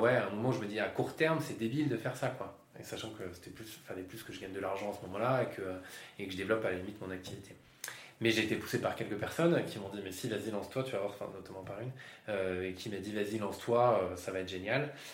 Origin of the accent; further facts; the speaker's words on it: Yvelines, Île-de-France, France; moved away as an adult; also born or lived in Lille; now in Bordeaux, France; Je viens des Yvelines, j'ai fait mes études à Lille